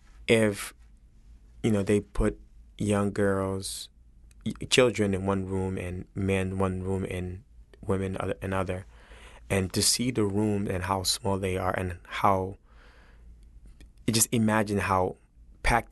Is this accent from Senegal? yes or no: yes; Senegal; also born or lived in United States; now in New Orleans, United States; born in America, raised in Senegal, came back to America